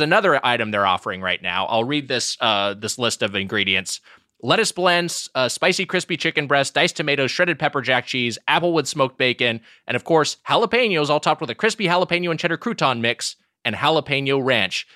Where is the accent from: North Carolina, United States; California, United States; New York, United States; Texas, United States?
California, United States; Long Beach; from in, in Long Beach